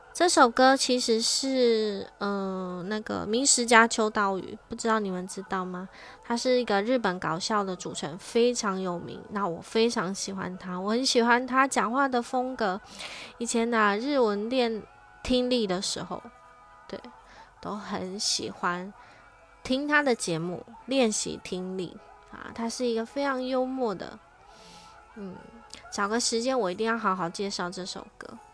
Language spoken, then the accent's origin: Chinese; Taiwan; 生在台湾， 身为台湾人的我， 身在台湾